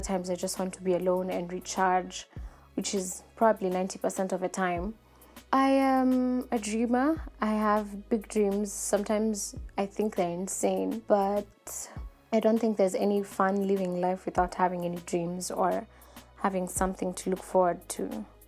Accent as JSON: {"language": "English", "region": "Nairobi", "country": "Kenya", "tie": "born or raised there", "said": "I'm an African lady, born and bred in Nairobi, Kenya."}